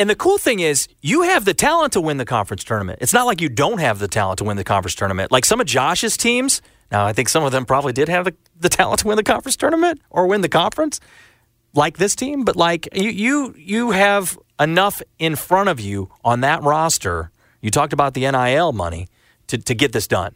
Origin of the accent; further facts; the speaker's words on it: St. Louis, Missouri, United States; a kid growing up in Saint Louis